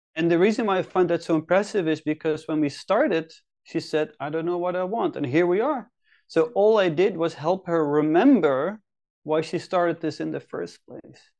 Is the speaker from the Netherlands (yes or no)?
yes; Netherlands; moved away as an adult; now in Helsinki, Finland; I'm originally, originally from the Netherlands. I've been living in Finland, Helsinki now for eight or nine years